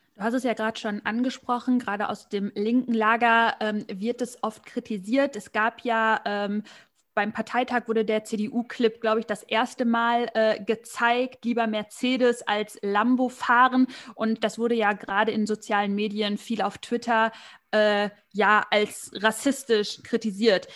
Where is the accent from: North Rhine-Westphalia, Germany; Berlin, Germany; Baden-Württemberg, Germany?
North Rhine-Westphalia, Germany; Ich komme aus NRW